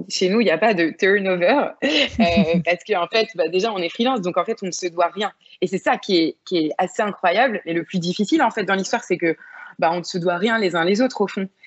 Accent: Vannes, Brittany, France; moved away as an adult; now in Bordeaux, France; j'ai grandi vraiment en Bretagne Sud, du côté de Vannes

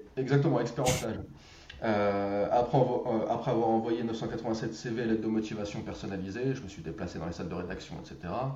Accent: Drancy, Île-de-France, France; j'habitais le 93, à Drancy

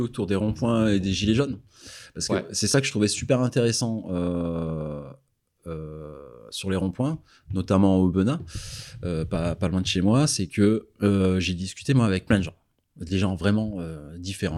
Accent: Ardèche, Auvergne-Rhône-Alpes, France; je viens d'Ardèche

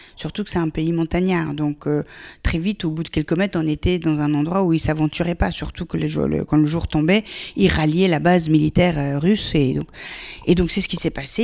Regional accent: Afghanistan; now in France; mon pays d'origine

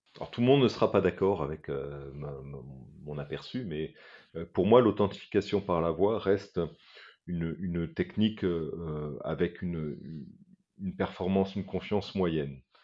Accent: Morocco; now in France; J'ai personnellement grandi au Maroc et je sais que ma voix... Euh, trahit forcément euh, mon, passé euh, dans, un autre pays que, la France.

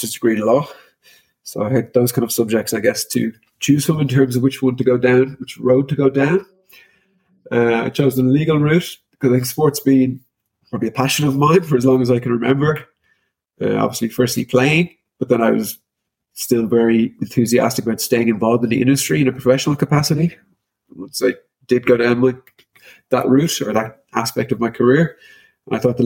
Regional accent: Dublin, Leinster, Ireland; moved away as an adult; also born or lived in Sydney; now in Amsterdam, Netherlands; I'm originally from Dublin in Ireland, and I currently live in Amsterdam

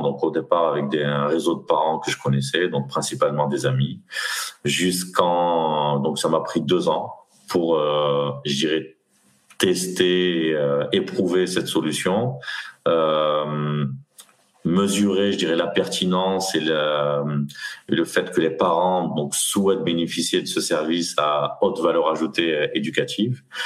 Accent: Nîmes, Occitania, France; moved away as an adult; also born or lived in Aix-en-Provence / Paris region; je suis originaire de Nîmes. Mmh. Donc j'ai grandi dans, j'ai grandi dans le Gard

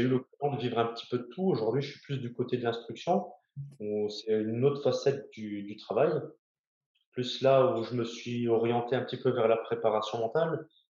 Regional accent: Lorraine, Grand Est, France; moved away as an adult; also born or lived in Brest; je suis lorrain

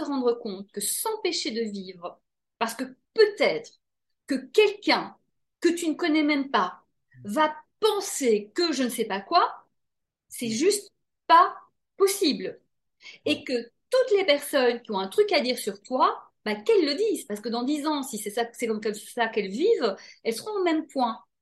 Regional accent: Belgium; je viens de Belgique

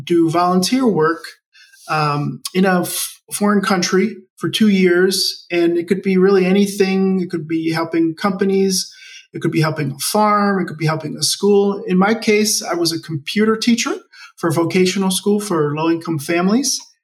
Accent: Maryland, United States; first language English; also born or lived in Bogota, Colombia; We moved to the United States, and that's actually where I grew up in Maryland, which is near Washington D.C. on the East Coast.

